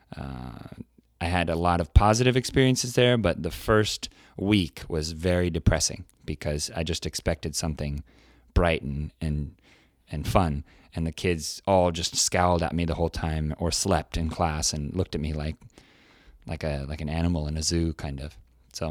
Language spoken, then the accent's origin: English; California, United States; now in South Korea; I'm from California. I grew up in an area where there were a lot of people from different countries, cultures.